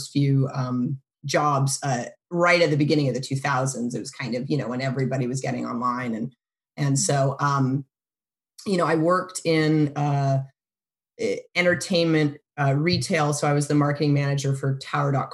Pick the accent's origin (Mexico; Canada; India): Canada; moved away as an adult; also born or lived in Boston, United States; now in United States; I was born in Boston, but I really spent most of my life in Canada. I grew up in Canada.